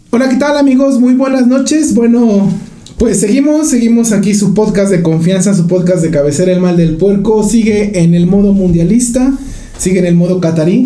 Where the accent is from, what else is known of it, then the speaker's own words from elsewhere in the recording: Mexico; a nosotros como mexicanos